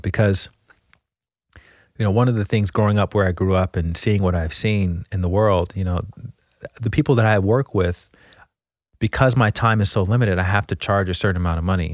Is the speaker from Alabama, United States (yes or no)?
yes; Montgomery, Alabama, United States; moved away as an adult; also born or lived in Washington, D.C.; I grew up in Montgomery, Alabama